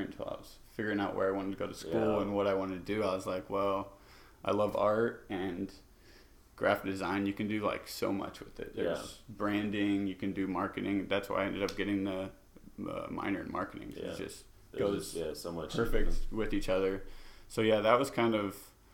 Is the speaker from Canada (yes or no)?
no; Urbandale, Iowa, United States; also born or lived in Naperville, Illinois; I was born and raised in Urbandale, Iowa